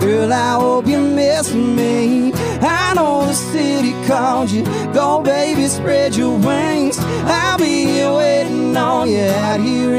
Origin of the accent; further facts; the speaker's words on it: Austin, Texas, United States; moved away; Born and raised in Austin, Texas. Actually, never lived anywhere else till I moved here.